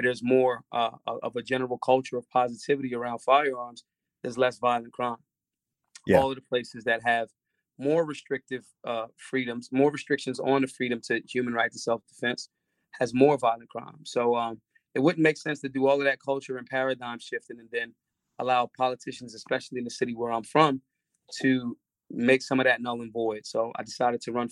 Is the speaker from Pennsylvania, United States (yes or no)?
yes; Philadelphia, Pennsylvania, United States; I'm a person that was born and raised in Philadelphia, a very blue collar town